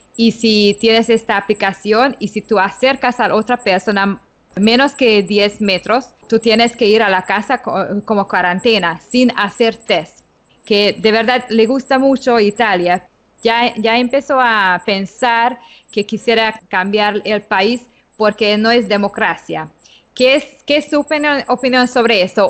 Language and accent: Spanish; Hungary; moved away as an adult; now in Panama City, Panama; de origen húngaro, radicada en Panamá desde hace 10 años